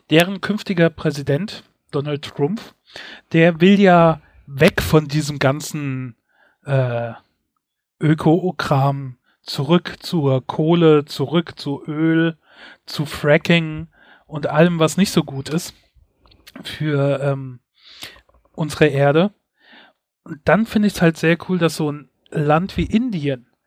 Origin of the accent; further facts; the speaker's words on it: Mainz, Rhineland-Palatinate, Germany; meine Heimatstadt Mainz ist so knapp 100 Quadratkilometer groß.